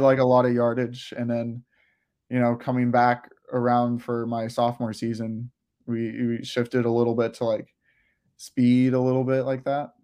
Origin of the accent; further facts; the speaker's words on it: Clearwater, Florida, United States; also born or lived in Gainesville, Florida; I lived in Florida my whole life, uh, I was born around the Tampa area in Clearwater